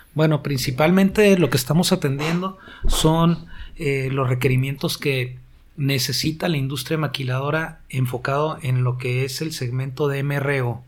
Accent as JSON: {"language": "Spanish", "town": "Tijuana", "region": "Baja California", "country": "Mexico", "tie": "born or raised there", "said": "Yo soy de Tijuana. Tengo toda mi vida aquí"}